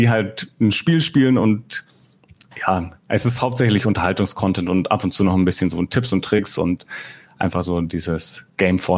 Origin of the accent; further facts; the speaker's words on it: Bavaria, Germany; Ah, ich wohne momentan in Fürth, also ich komme aus Mittelfranken und eigentlich schon immer hier in Bayern gelebt oder in Mittelfranken groß geworden.